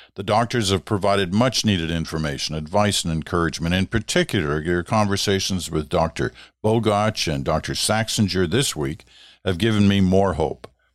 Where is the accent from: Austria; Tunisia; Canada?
Canada; We all love being Canadian